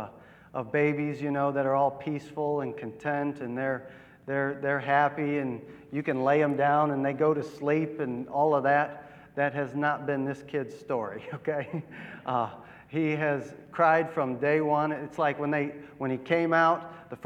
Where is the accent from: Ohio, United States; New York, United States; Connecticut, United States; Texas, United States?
Ohio, United States; Akron; moved away as an adult; now in New Philadelphia, United States; I grew up in Akron, Ohio